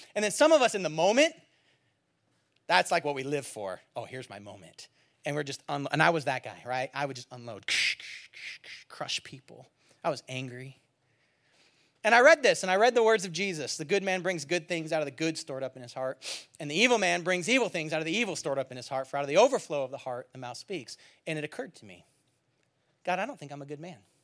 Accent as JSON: {"language": "English", "region": "California", "country": "United States", "moved": "yes", "said": "I'm from California"}